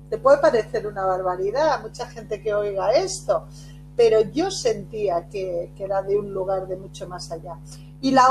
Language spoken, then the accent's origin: Spanish; Barcelona, Catalonia, Spain; also born or lived in Castellón / Cuenca; nací en Castellón, a los cinco años me, me llevan a la provincia de Cuenca, todo esto España, las raíces de, mi familia y a los nueve años, cerca de los nueve años, me trasladan a Barcelona